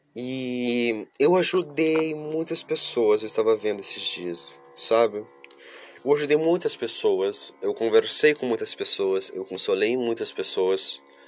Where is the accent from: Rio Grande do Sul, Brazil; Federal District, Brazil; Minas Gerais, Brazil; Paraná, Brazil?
Paraná, Brazil; Curitiba; eu sou de Curitiba, capital do Paraná, isso mesmo, eu sou sulista